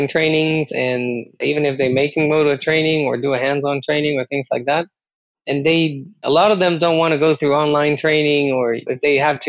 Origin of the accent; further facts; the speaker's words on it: Costa Rica; moved away; I'm originally from Costa Rica